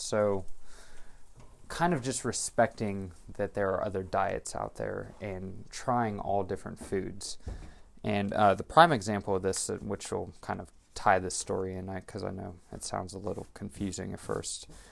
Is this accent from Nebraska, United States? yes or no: no; Monterey, California, United States; moved away; I am originally from Monterey, California